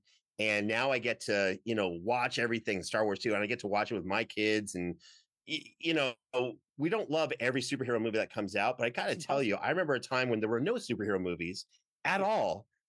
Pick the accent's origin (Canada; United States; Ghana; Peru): Canada; you know, where I grew up in Canada, if you wore like a Batman shirt outside.